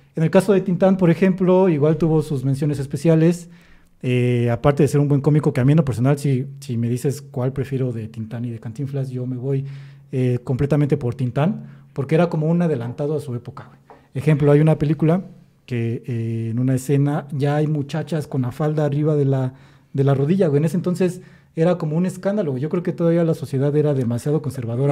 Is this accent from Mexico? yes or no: yes; Mexico